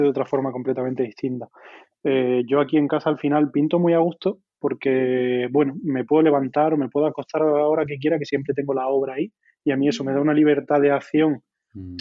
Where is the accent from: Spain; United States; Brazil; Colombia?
Spain; La Carolina, Andalusia; moved away as an adult; la Carolina, en mi pueblo